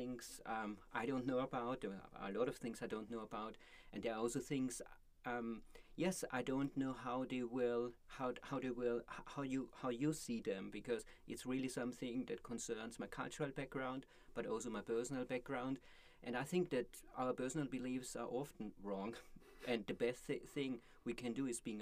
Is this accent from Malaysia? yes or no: no; Austria; moved away as an adult; also born or lived in Vienna / Berlin; now in Canada; I come from Austria, but I lived also for a long time. I lived in Vienna for a long time, but I also lived in Berlin for a long time.